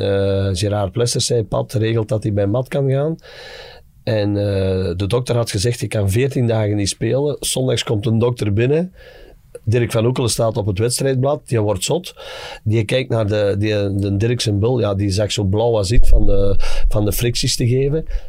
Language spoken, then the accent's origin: Dutch; Dessel, Flanders, Belgium; wij bij ons in Dessel